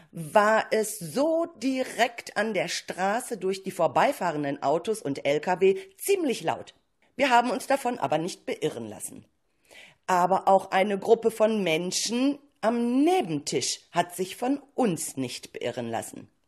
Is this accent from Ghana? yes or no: yes; Ghana; German is a second language; now in Germany; Ich komme aus Ghana.